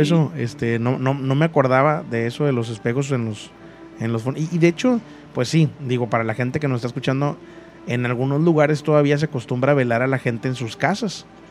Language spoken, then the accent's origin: Spanish; Mexico; la mayoría que somos de México, crecimos escuchando La Mano Peluda